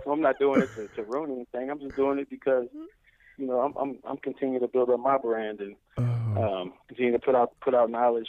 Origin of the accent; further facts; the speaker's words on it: Kansas City, United States; now in Dallas, United States; I'm originally from Kansas City.